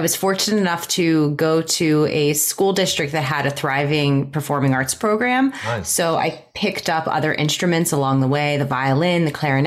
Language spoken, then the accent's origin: English; Pittsburgh, Pennsylvania, United States; also born or lived in New York; Right now I'm in Pittsburgh. I grew up in Pittsburgh